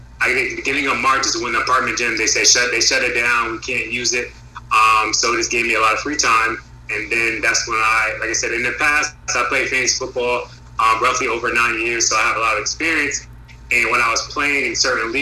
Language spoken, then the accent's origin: English; Bridgeport, Connecticut, United States; moved away as an adult; now in Virginia, United States; I'm originally from Bridgeport, Connecticut. Shout out to the port. I actually came to Virginia just for college